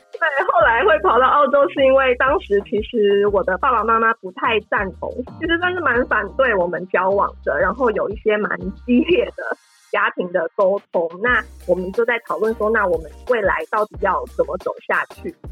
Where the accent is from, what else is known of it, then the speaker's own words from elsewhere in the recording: Taiwan; moved away as an adult; also born or lived in Australia / Philippines; now in Japan; 我是来自台湾的菲律宾人妻